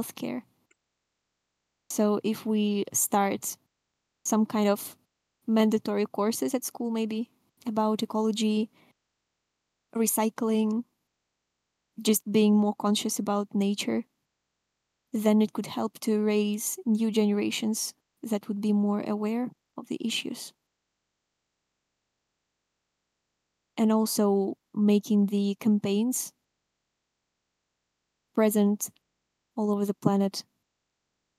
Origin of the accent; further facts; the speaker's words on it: Russia; I'm from Russia